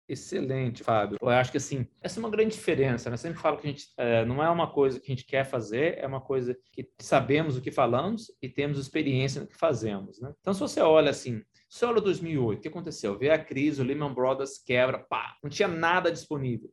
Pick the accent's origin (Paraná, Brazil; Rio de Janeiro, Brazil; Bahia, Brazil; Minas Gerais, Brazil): Minas Gerais, Brazil; moved away as an adult; also born or lived in Boston; nasci em Minas, né? Somos nove em casa, sou número oito de nove